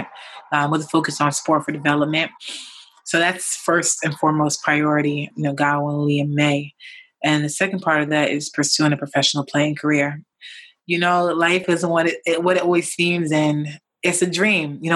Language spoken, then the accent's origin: English; New York, United States; I grew up in New York